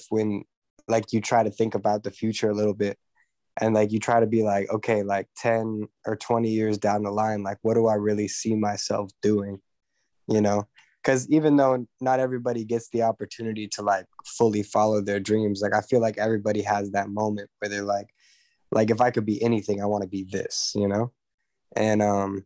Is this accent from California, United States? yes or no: yes; Los Angeles, California, United States; I grew up here